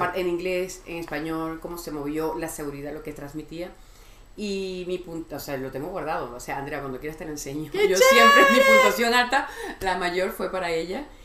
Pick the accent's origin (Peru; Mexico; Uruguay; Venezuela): Venezuela; also born or lived in Miami, United States; now in Madrid, Spain; soy venezolana